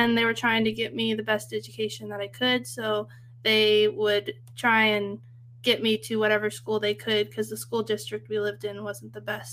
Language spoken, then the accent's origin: English; Central Valley, California, United States; I grew up in Central California and where all the agriculture is.